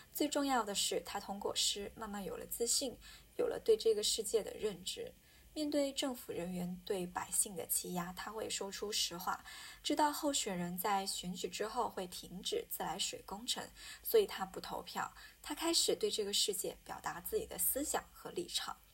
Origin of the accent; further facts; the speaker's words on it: Hunan, China; 作为一个湖南人